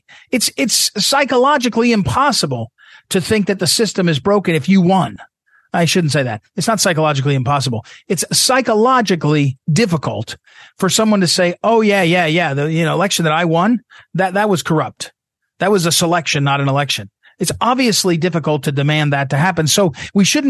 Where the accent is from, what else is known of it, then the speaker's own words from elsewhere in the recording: Missouri, United States; And I'm from the Midwest. I'm from Missouri.